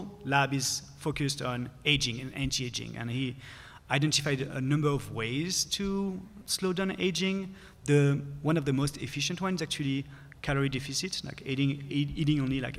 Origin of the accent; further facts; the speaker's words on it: France; moved away; I'm from France.